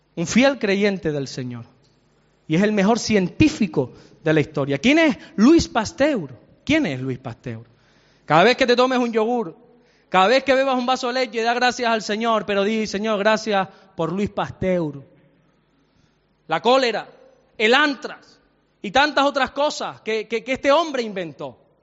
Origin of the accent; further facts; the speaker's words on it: Santa Cruz de Tenerife, Canary Islands, Spain; also born or lived in Salamanca; yo soy salmantino, aunque me crié desde los tres años aquí, para, yo soy chicharrero, pero nací en Salamanca